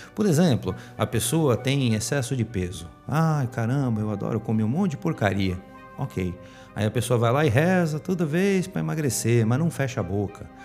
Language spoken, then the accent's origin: Portuguese; Santos, São Paulo, Brazil; aqui em Santos, vocês sabem que eu sou de Santos